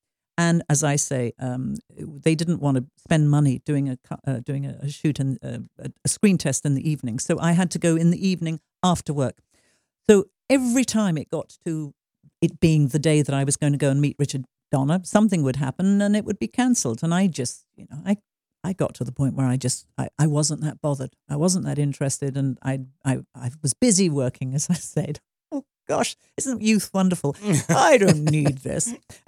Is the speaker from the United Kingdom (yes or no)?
yes; England, United Kingdom; You have to remember that in England, I was brought up on Saturday morning cinema, but it was The Lone Ranger, and it was stuff like that.